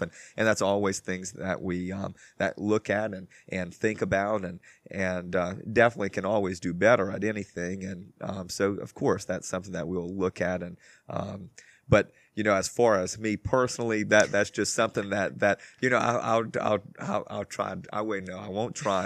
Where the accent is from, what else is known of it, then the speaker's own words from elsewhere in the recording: Crowley, Louisiana, United States; I'm from Crowley, Louisiana, and that's kind of close to, to Lafayette